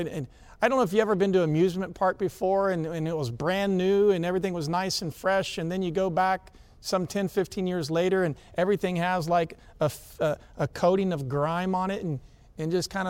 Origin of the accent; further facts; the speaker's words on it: Atlanta, Georgia, United States; I grew up in Atlanta.